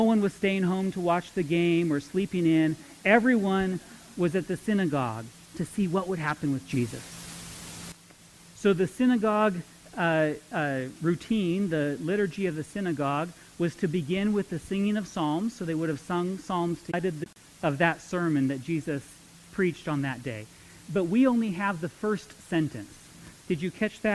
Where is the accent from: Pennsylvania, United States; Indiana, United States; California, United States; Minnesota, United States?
California, United States; Modesto; now in Visalia, United States; I grew up in Modesto